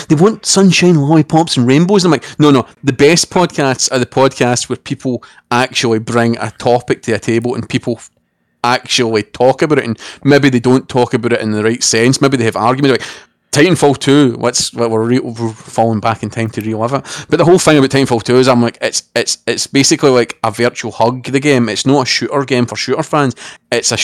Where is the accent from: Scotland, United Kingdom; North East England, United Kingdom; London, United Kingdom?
Scotland, United Kingdom